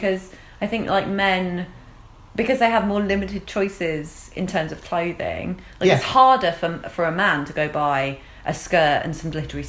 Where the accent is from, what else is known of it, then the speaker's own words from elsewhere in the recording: England, United Kingdom; We're English and we disapprove.